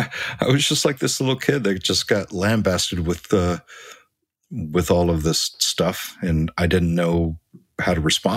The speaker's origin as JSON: {"language": "English", "town": "Huntington Beach", "region": "California", "country": "United States", "tie": "born or raised there", "said": "Huntington Beach."}